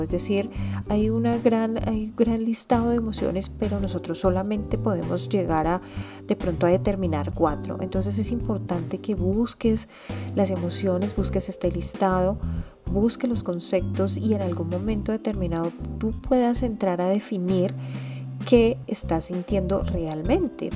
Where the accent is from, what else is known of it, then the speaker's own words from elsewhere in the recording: Colombia; mi país, que es Colombia